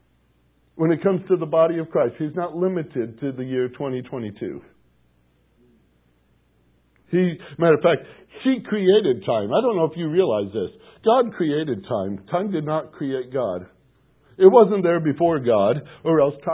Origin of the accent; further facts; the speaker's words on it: Gary, Indiana, United States; I was born in Gary, Indiana.